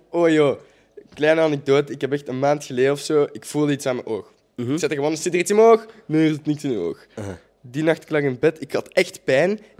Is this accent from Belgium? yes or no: no; Holland, Netherlands; accent: Hollands; dan zal ik mijn Hollands accent moeten antwoorden.